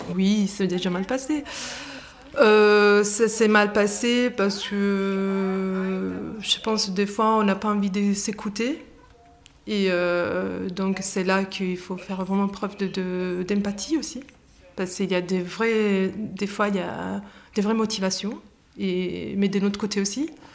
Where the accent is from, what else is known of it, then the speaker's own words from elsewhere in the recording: Italy; French is a second language; moved away as an adult; also born or lived in England; now in Lyon, France; Je suis italienne, donc euh, ça fait désormais plus de dix ans que j'habite à Lyon, entre Lyon et l'Angleterre